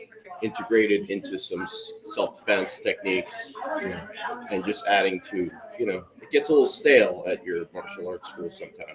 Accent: Jackson, New Jersey, United States; Jackson, New Jersey.

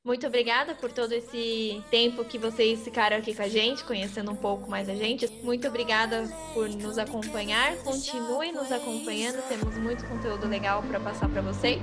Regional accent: São Paulo, Brazil; moved away as an adult; Eu nasci em São Paulo, morei grande parte da minha vida na Zona Leste também. Morava na Vila Ema.

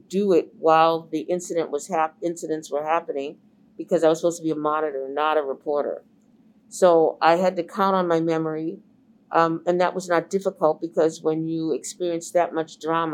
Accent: Boston, Massachusetts, United States; I was the only Black reporter, male or female, that was born and raised in Boston, had been raised in the Boston public schools, and was still living in the community

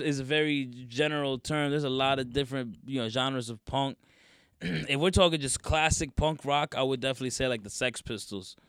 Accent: North Carolina, United States; moved away; also born or lived in Teaneck, New Jersey / North Bergen, New Jersey; Then I moved to North Carolina

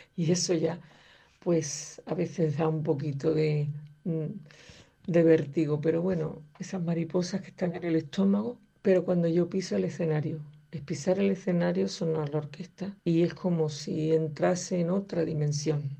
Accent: San Juan de Aznalfarache, Andalusia, Spain; muy orgullosa de haber nacido y crecido en San Juan de Andalfarache

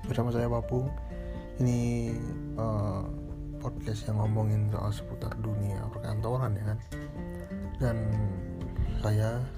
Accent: Banyuwangi, East Java, Indonesia; waktu saya, saya dari Banyuwangi SMA Malang habis itu lulus tahun 2010 itu ya untuk SMA SMK sih sebenarnya SMK terus lulus nah setelah lulus itu saya ke sidoarjo untuk kerja

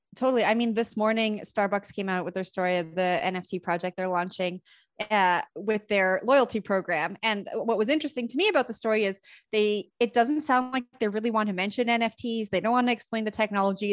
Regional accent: Canada; also born or lived in Toronto; So I'm from Canada. I live in Toronto

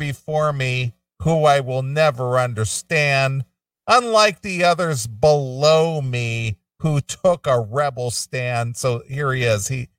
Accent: the South, United States; I'm from the South. I grew up with racist family members.

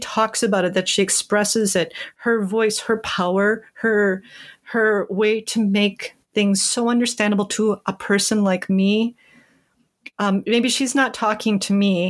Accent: Rochester, Minnesota, United States; I grew up in Rochester, Minnesota

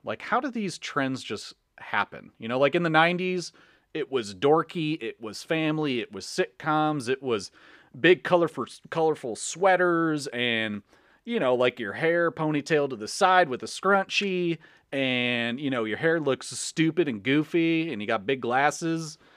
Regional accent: Chicago, Illinois, United States; we're from the Chicagoland area. We're from the Midwest

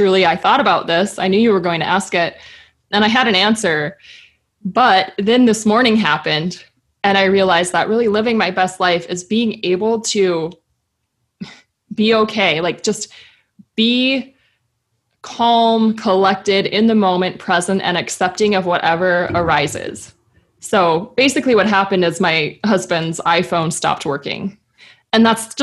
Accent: Midwest, United States; Growing up in the Midwest

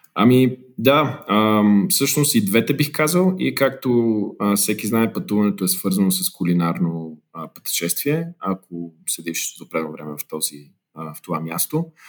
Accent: Bulgaria; moved away as an adult; also born or lived in Lisbon, Portugal / Geneva, Switzerland; now in United States; ние сме българи

